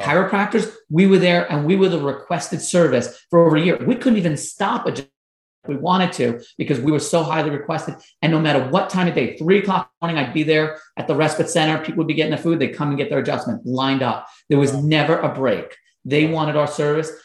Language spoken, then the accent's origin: English; Long Island, New York, United States; I was growing up in Long Island, New York